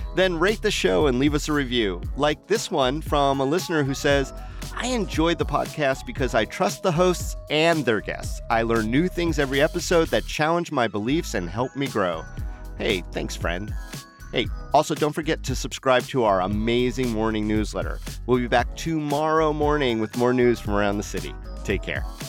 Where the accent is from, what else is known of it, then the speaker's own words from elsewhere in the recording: Las Vegas, Nevada, United States; I grew up in Las Vegas